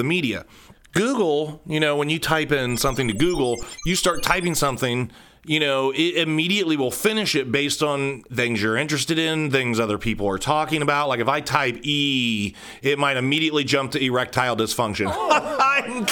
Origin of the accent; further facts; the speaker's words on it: Cincinnati, Ohio, United States; now in Columbus, United States; I grew up in Cincinnati. I'm supposed to hate you. Probably have similar feelings toward, you know, my upbringing home, even though now I'm in Columbus, and I have been since I was like 13